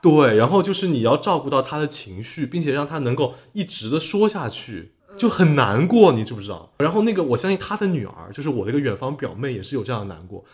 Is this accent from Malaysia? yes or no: no; Dongyang, Zhejiang, China; now in Jiaxing, China; 因为我老家东阳嘛，金华东阳